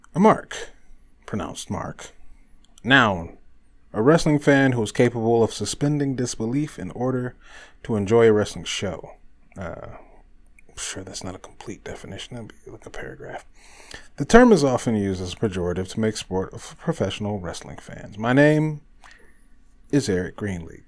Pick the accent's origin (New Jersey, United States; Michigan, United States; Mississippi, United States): Michigan, United States; Detroit; my hometown of Detroit, Michigan